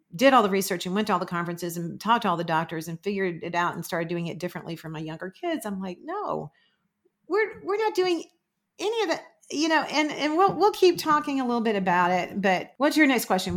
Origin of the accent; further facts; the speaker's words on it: Florida, United States; I'm from Florida